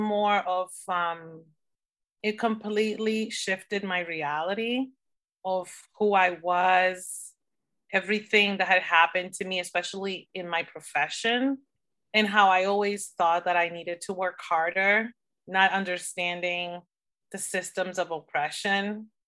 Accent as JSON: {"language": "English", "country": "Dominican Republic", "said": "So as you know, I'm originally from the Dominican Republic and I almost went for the Dominican Republic"}